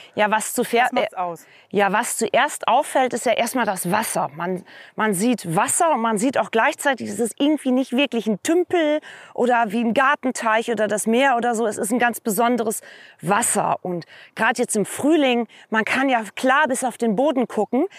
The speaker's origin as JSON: {"language": "German", "town": "Vreden", "region": "North Rhine-Westphalia", "country": "Germany", "tie": "born or raised there", "moved": "yes", "lives_now": "Twist, Germany", "said": "Ich komme aus der nächsten Moorregion, auch im holländisch-deutschen Grenzraum, ähm, gebürtig aus Freten"}